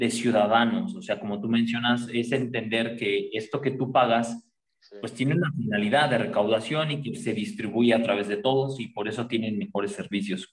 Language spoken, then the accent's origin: Spanish; Mexico; en México estamos acostumbrados